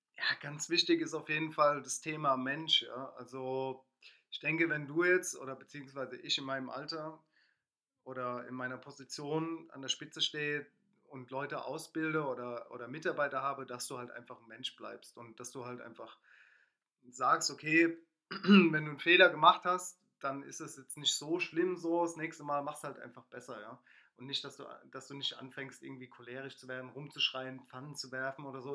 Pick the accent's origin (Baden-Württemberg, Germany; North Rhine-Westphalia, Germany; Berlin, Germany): Baden-Württemberg, Germany; Mannheim; also born or lived in Palatinate; ich bin Mannheimer, habe selbst in der Pfalz gewohnt